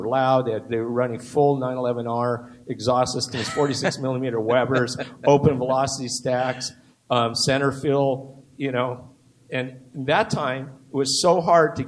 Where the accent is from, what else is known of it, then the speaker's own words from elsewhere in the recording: Southern California, United States; I grew up in Southern California